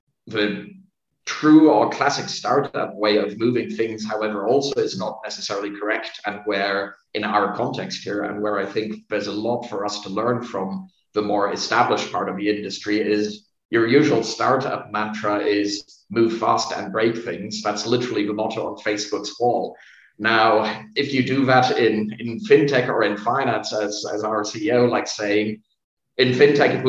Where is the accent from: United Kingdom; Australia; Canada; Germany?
Germany; I'm not Vietnamese by origin. I was born in Germany